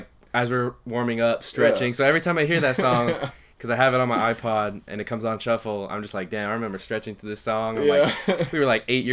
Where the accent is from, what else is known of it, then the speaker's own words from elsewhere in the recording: Santa Ana, California, United States; I grew up in Santa Ana, and we played a Pop Warner at Memorial Park.